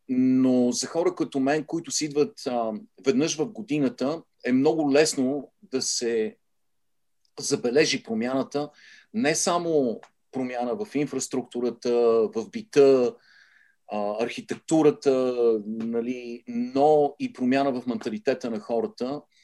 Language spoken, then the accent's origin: Bulgarian; Sofia, Sofia City, Bulgaria; moved away as an adult; now in United States; аз израснах в центъра на София, на Солонска и Витушка, беше нашия